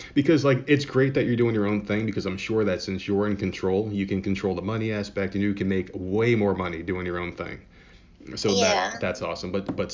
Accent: United States; And since I'm American born

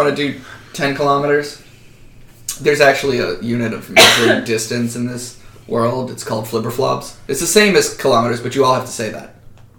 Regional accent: United States; I'm from America.

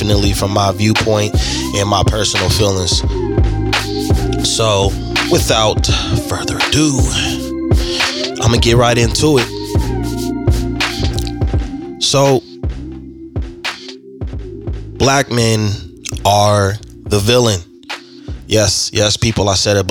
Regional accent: Bakersfield, California, United States; in my hometown where I was born

